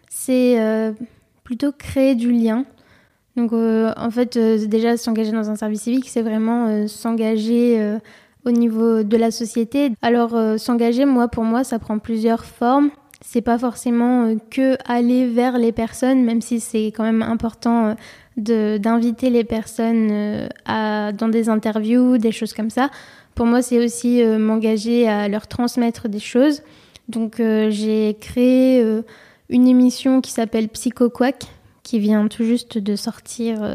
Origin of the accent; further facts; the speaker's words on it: Marseille, Provence-Alpes-Côte d'Azur, France; born there; moved away; Donc, je suis née à Marseille et après, j'ai vécu ailleurs, donc à l'étranger.